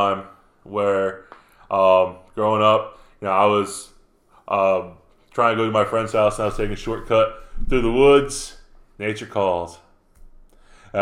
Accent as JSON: {"language": "English", "region": "New York", "country": "United States", "tie": "born or raised there", "said": "Up in the woods in New York, in my hometown"}